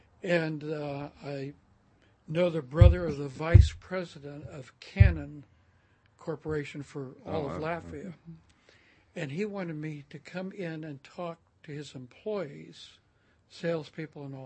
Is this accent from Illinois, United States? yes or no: no; Oakland, California, United States; moved away as an adult; also born or lived in Turlock, California / Modesto, California / Corvallis, Oregon; now in Bend, United States; I was raised in Oakland